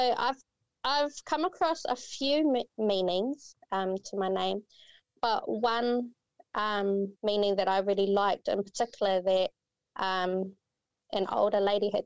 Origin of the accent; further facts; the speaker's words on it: Kawerau, Bay of Plenty, New Zealand; also born or lived in Matata; when I was little, my mum and I, we moved to Kawerau, and I pretty much just grew up here.